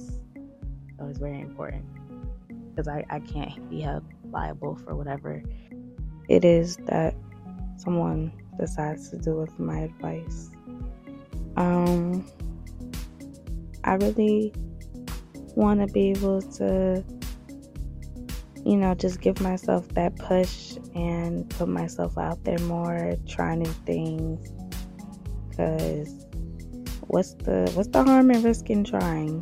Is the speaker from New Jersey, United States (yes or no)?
yes; New Jersey, United States; North Jersey